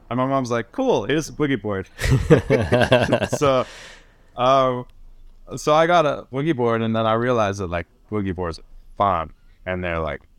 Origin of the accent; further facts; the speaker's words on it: Northern Ireland, United Kingdom; born there; And like, I was born in Northern Ireland, you know.